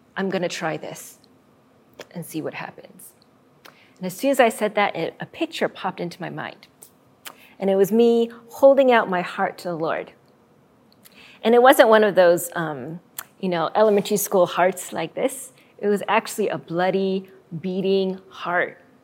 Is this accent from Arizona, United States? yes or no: yes; Arizona, United States; my home state of Arizona